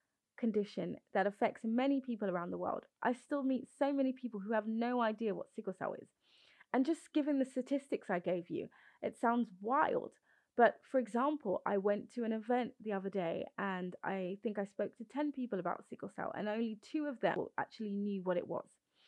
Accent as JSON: {"language": "English", "region": "London", "country": "United Kingdom", "tie": "born or raised there", "said": "Born and raised in London, UK, to Nigerian parents"}